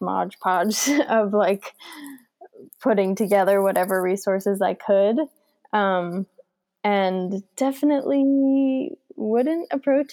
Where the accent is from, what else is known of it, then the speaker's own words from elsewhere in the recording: New Jersey, United States; I'm from New Jersey